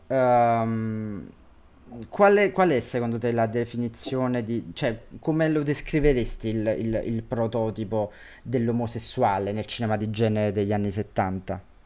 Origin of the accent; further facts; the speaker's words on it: Campania, Italy; da campano